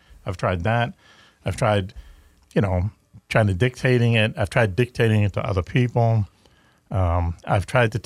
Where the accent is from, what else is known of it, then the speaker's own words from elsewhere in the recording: Boston, Massachusetts, United States; accent: Boston; my Boston accent